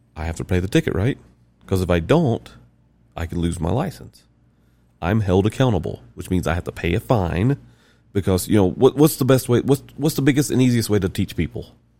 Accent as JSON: {"language": "English", "region": "the South", "country": "United States", "said": "I'm from South."}